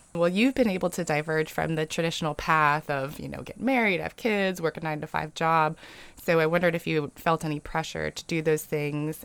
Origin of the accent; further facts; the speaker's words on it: California, United States; moved away as an adult; now in Mississippi, United States; I grew up in California and had never pictured myself living in Mississippi, but I met a guy from Mississippi and now I live here and I'm settled here